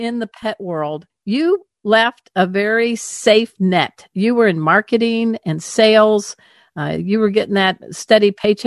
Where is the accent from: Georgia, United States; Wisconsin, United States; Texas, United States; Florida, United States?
Texas, United States; Dallas; I'm from Dallas, and I'm in my backyard office